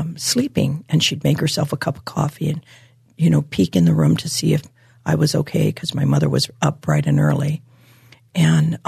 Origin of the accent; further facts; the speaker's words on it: Hawaii, United States; I was born and raised in Hawaii